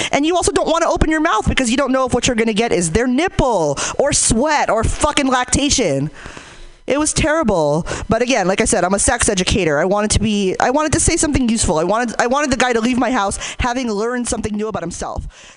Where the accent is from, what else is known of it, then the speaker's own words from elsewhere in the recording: Hayward, California, United States; I'm from Hayward